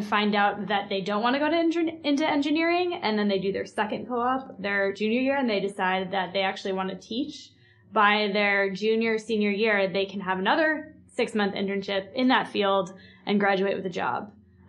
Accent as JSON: {"language": "English", "region": "Massachusetts", "country": "United States", "moved": "yes", "said": "I'm from Massachusetts, and I went to Northeastern University in Boston"}